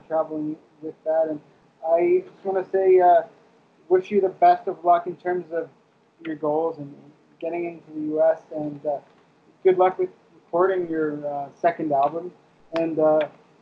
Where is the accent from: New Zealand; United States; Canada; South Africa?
Canada; we as Canadian comics